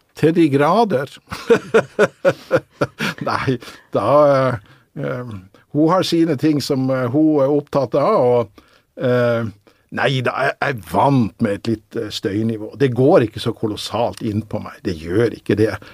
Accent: Northern Norway, Norway; jeg er jo nordlending

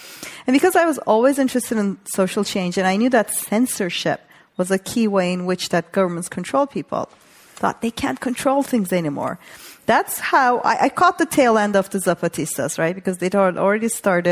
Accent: Turkey; moved away; also born or lived in New York; I grew up in Turkey

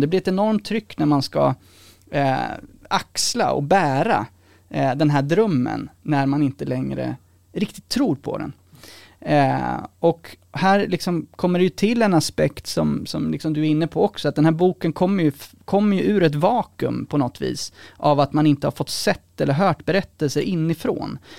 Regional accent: Sweden; som svensk liksom här kommer från en mer privilegierad bakgrund

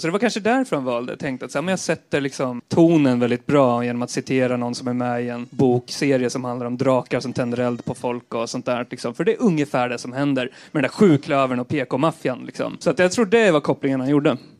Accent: Eskilstuna, Södermanland, Sweden; på 90-talet när jag växte upp i, i Eskilstuna.

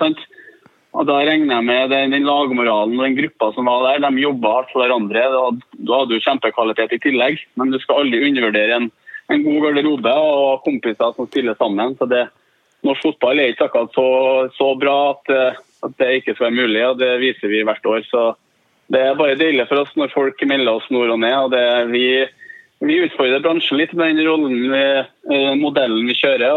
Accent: Trøndelag, Norway; vi er ydmyke, vi trønderne

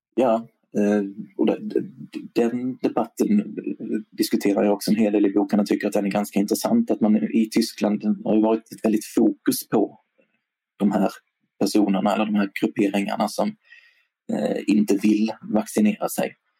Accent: Sweden; som svensk

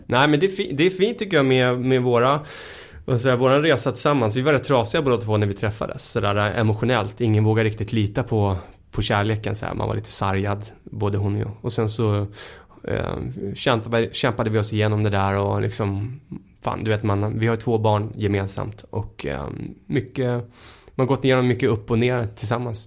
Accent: Hemmesta, Stockholm County, Sweden; moved away as an adult; also born or lived in Hammarby; Jag växte upp då ute i Hemmestad

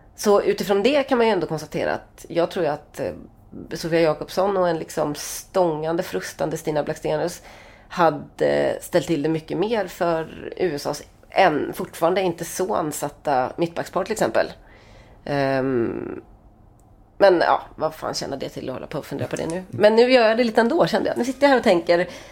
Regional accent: Sweden; vi är från Sverige

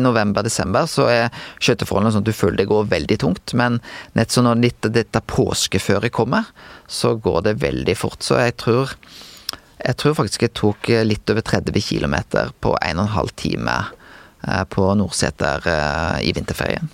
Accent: Bømlo, Vestland, Norway; jeg er vestlending, og jeg har skiteknikk som en vestlending

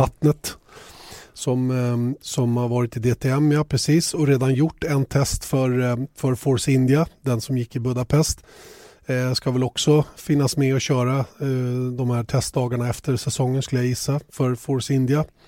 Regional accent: Sweden; oss svenskar

